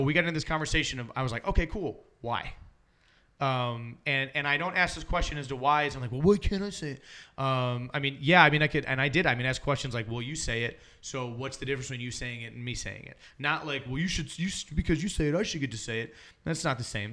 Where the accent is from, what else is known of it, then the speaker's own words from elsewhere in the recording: Alabama, United States; I was born in Alabama, and so I have family that lives there still.